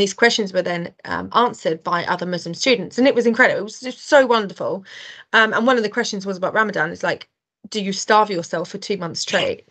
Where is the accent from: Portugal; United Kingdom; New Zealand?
United Kingdom; being white British